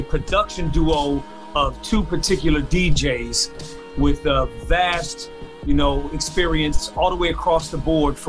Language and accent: English; Omaha, Nebraska, United States; also born or lived in New York / District of Columbia, United States / Atlanta; And I'm originally from Omaha, Nebraska via New York, via DC, via Atlanta, back to Omaha, Nebraska. So I'm a Midwest guy.